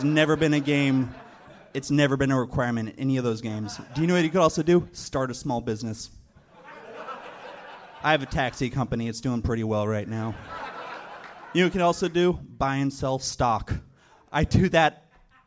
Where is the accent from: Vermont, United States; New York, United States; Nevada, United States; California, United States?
California, United States; Los Angeles; also born or lived in South Bay / Long Beach / Orange County; I was born in the Valley